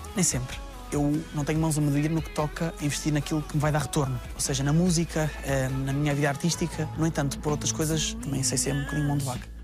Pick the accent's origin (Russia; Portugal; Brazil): Portugal; Salreu, Centro; eu vim de Salreu, de uma aldeia super pequena